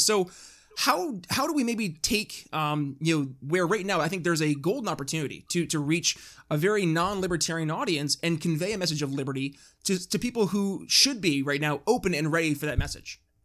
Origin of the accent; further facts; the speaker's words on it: New York, United States; my home state up in, in New York